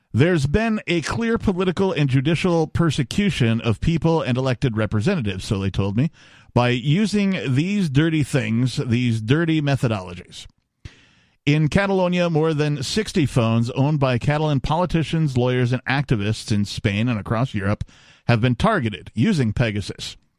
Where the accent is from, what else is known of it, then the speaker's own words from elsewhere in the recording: Wisconsin, United States; growing up in Wisconsin